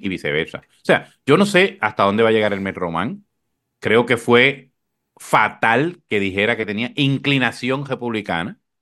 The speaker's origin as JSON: {"language": "Spanish", "town": "Corozal", "country": "Puerto Rico", "tie": "born or raised there", "said": "yo recuerdo una primaria en mi pueblo en Corozal"}